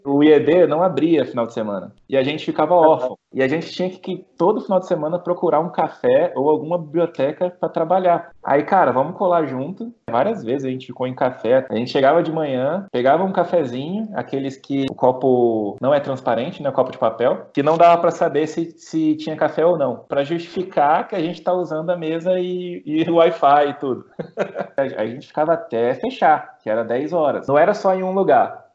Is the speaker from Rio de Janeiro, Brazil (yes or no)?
no; Espírito Santo, Brazil; moved away as an adult; also born or lived in São Paulo; now in Germany; vim do Espírito Santo, nasci no Espírito Santo, minha família toda é de lá.